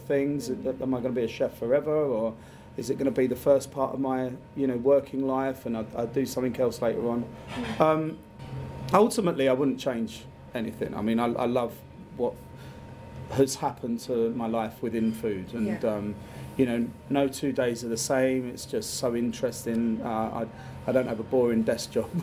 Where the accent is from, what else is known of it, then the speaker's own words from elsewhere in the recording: Dartford, South East England, United Kingdom; also born or lived in Peckham / Bermondsey; I was born and raised in Dartford, so the arsehole of Kent.